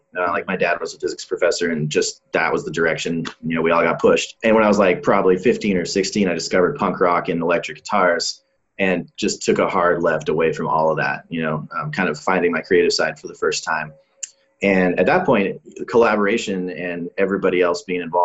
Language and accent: English; Bozeman, Montana, United States; I grew up in Bozeman, Montana, which is not a tiny town, but it's pretty small.